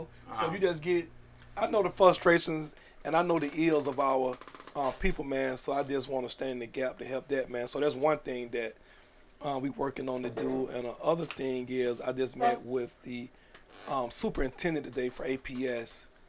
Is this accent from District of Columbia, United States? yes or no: no; Atlanta, Georgia, United States; Like, I'm from here. Give me the opportunity. We from here. This engine don't go without the people from Atlanta.